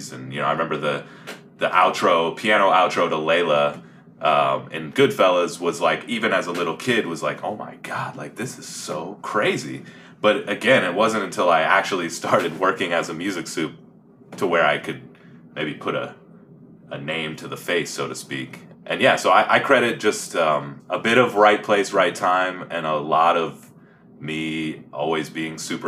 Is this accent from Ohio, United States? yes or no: yes; Columbus, Ohio, United States; moved away as an adult; now in Los Angeles, United States; so I'm from Columbus, Ohio. I'm about to be 35 this year. I grew up playing in, you know, punk bands in the Midwest